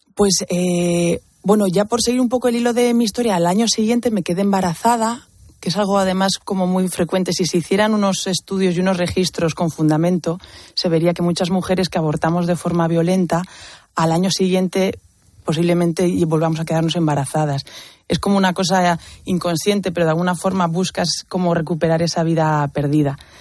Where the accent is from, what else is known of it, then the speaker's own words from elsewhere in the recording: Basque Country, Spain; en mi adolescencia, pues había mucha violencia en el País Vasco, de donde vengo.